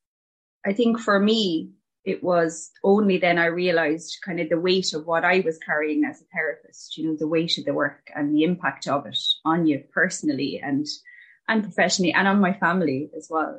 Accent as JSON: {"language": "English", "town": "Shannon", "region": "Munster", "country": "Ireland", "tie": "born or raised there", "moved": "as an adult", "lives_now": "Limerick-Cork border, Ireland", "said": "I'm from Shannon in Clare, and I lived there all my life, and we relocated as a family to the Limerick Cork border."}